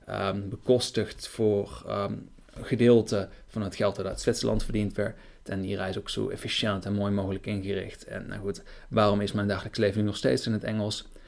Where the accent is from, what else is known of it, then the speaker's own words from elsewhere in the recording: Breda, North Brabant, Netherlands; moved away as an adult; now in Germany; ik kom van origine uit Breda.